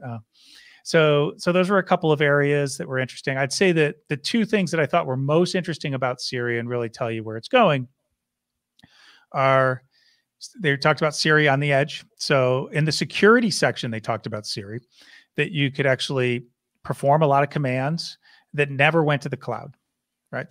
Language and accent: English; Syracuse, New York, United States; I grew up in Syracuse, New York.